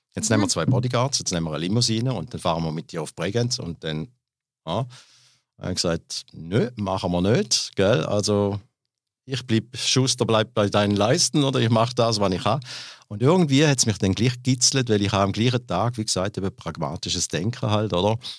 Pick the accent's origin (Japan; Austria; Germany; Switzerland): Switzerland; Glarus; Erst dann auf Glarus dann äh, geschäftsmäßig gezogen und da bin ich auch geboren in der Schweiz